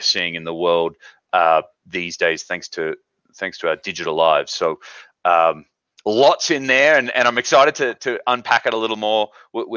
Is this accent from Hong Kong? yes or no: no; Australia; moved away as an adult; now in Park City, United States; Originally, I'm from Australia, have been here in the States for about 5 years now.